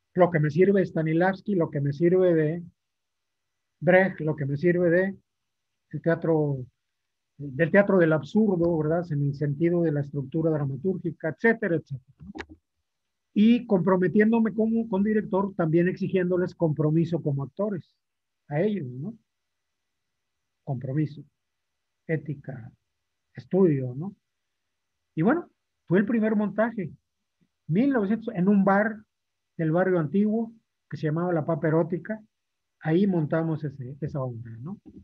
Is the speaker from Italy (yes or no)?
no; Matamoros, Tamaulipas, Mexico; moved away as an adult; now in Monterrey, Mexico; en Matamoros, en, un barrio eh, popular, con mi familia, compartiendo con los amigos de infancia como todo, la escuela